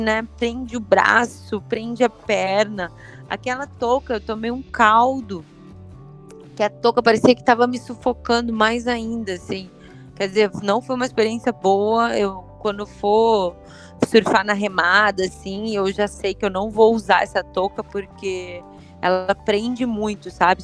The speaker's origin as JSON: {"language": "Portuguese", "town": "Curitiba", "region": "Paraná", "country": "Brazil", "tie": "born or raised there", "said": "nasci né, em Curitiba e Curitiba já é muito frio"}